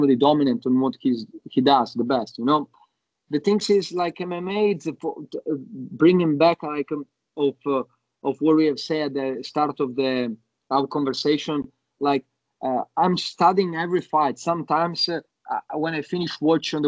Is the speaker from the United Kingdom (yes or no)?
no; Italy; moved away as an adult; also born or lived in Yugoslavia; now in Sydney, Australia; I grew up in Italy. I moved in Italy when I was 1 year old